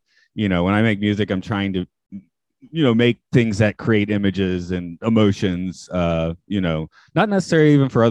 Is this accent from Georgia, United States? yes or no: yes; Atlanta, Georgia, United States; moved away as an adult; also born or lived in South Carolina / Maine / Canada; now in Japan; I'm from Atlanta.